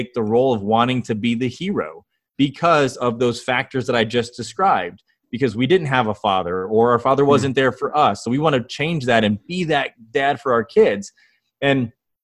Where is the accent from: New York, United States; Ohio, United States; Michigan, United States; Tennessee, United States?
Ohio, United States; Northwest; moved away; I grew up in Northwest Ohio, fished on lakes and rivers